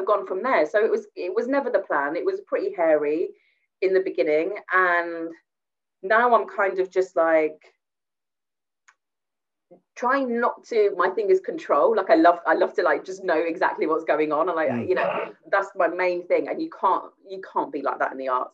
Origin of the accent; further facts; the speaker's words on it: Gravesend, South East England, United Kingdom; it was in Gravesend, so it was in my hometown as well.